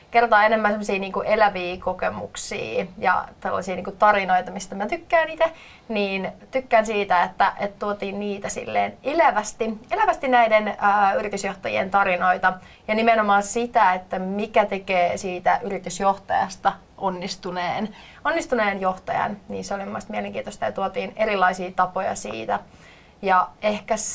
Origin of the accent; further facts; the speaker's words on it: Loimaa, Southwest Finland, Finland; also born or lived in Turku; now in Helsinki, Finland; tällä hetkellä asun Helsingissä, mutta olen alun perin kotoisin Loimalta ja sitten pyörähdin tuolta Turun kautta sitten tänne Helsinkiin